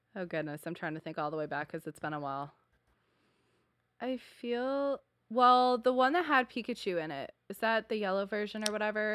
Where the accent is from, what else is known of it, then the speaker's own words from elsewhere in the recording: Buffalo, New York, United States; moved away; my hometown is Buffalo, New York